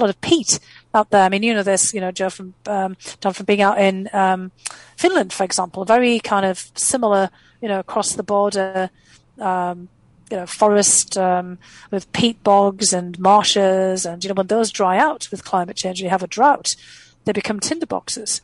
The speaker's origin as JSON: {"language": "English", "region": "North East England", "country": "United Kingdom", "tie": "born or raised there", "also_born_or_lived": "Boston", "first_language": "English", "moved": "as an adult", "lives_now": "United States", "said": "I left, you know, my um, hometown in the northeast of England because there was no opportunity there"}